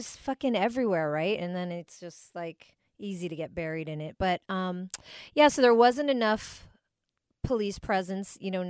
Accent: Philippines; I'm always celebrating being Filipino.

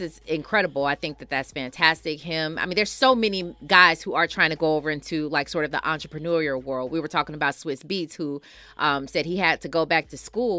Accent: Milwaukee, Wisconsin, United States; Milwaukee, Wisconsin is my hometown

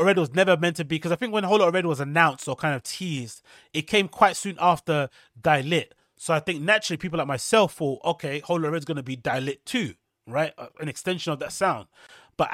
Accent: Atlanta, Georgia, United States; I'm just a product of my environment. I'm from Atlanta and I love Atlanta. This is me.

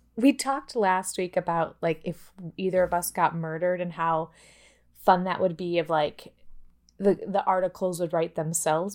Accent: Midwest, United States; we're from the Midwest

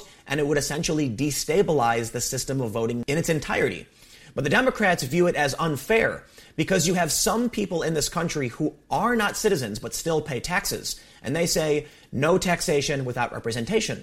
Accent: South Carolina, United States; my home state of South Carolina

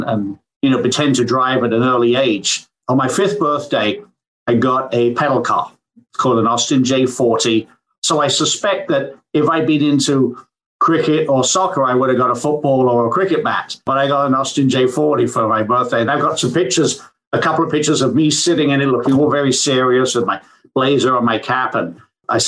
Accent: England, United Kingdom; now in Michigan, United States; I grew up in England

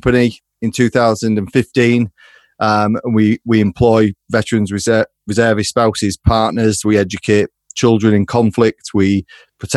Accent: Hull, Yorkshire and the Humber, United Kingdom; growing up in Hull

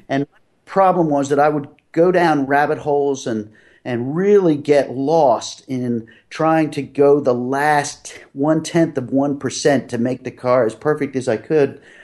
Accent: Philadelphia, Pennsylvania, United States; moved away as an adult; also born or lived in New England; I grew up in Philadelphia

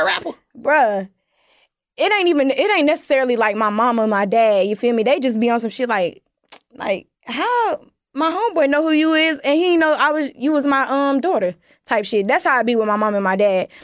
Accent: Winston-Salem, North Carolina, United States; I'm from Winston Salem

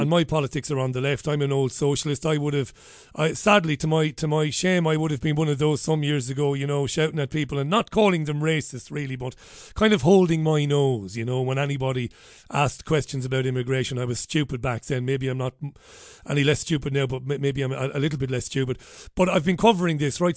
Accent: Ireland; that Ireland that I would have believed I was living in growing up

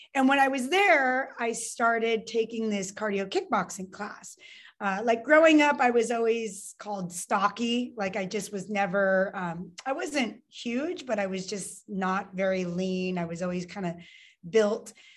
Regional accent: Lake Tahoe, California, United States; also born or lived in Santa Cruz, California; I was born in Lake Tahoe, California, so mountain town here in California, um, and I was there until I was 15

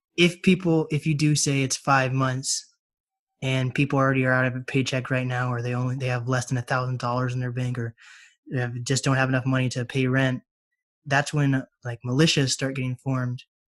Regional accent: Mercer Island, Washington, United States; also born or lived in Snohomish, Washington; I live in Snohomish now. I grew up on Mercer Island

